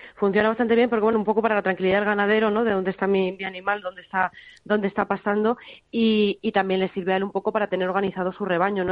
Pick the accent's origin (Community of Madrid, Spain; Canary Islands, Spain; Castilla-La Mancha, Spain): Castilla-La Mancha, Spain; Toledo; yo que soy de Toledo